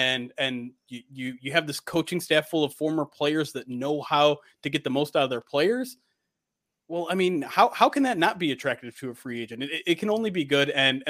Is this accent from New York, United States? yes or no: no; Detroit, Michigan, United States; I mean, I was born and raised in Michigan in the Detroit metro area. So born and bred, I'm 36 years old now.